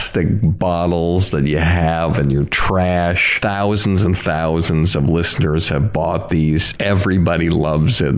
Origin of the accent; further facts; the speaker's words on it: Longmeadow, Massachusetts, United States; I grew up in Long Meadow.